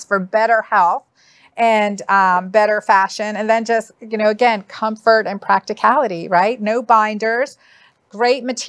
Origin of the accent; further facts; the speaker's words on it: St. Simons Island, Georgia, United States; I'm from St. Simons Island, Georgia